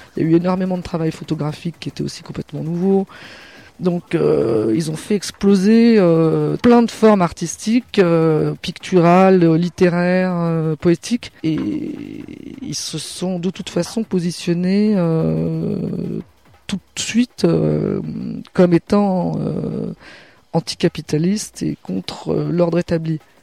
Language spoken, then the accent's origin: French; Burgundy, Bourgogne-Franche-Comté, France; on vient de Bourgogne, du côté viticulteur